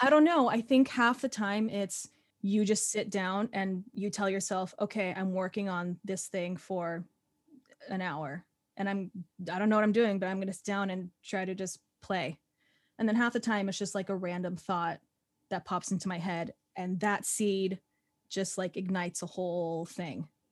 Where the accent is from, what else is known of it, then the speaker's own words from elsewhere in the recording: Phoenix, Arizona, United States; moved away as an adult; now in New York City, United States; I grew up in Phoenix, Arizona, and then I went to college there for, uh, musical theater, and then I moved out here, and I've been in New York City for about, um, six and a half years